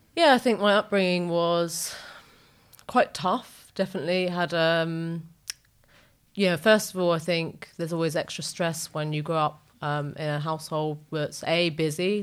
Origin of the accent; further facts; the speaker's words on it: Wood Green, London, United Kingdom; our flat mm-hmm. in wood green